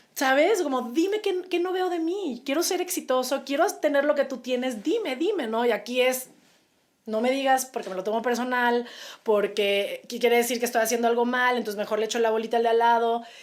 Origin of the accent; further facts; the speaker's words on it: Mexico; como mexicanos